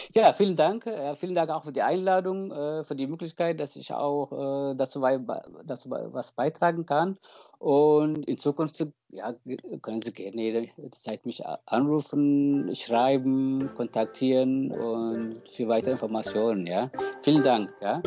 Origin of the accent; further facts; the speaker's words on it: Eritrea; moved away; wir als Eritreer, ob im Ausland, äh, Inland